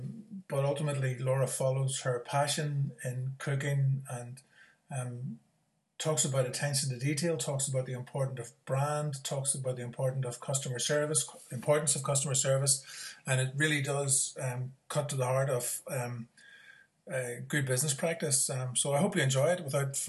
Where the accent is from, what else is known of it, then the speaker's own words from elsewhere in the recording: The Moy, Northern Ireland, United Kingdom; I'm from the Moy